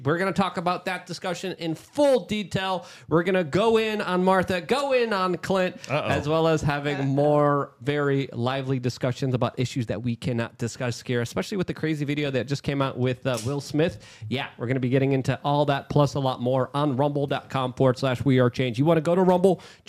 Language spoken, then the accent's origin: English; Poland; now in United States; like my family did, like I did, because I came from Poland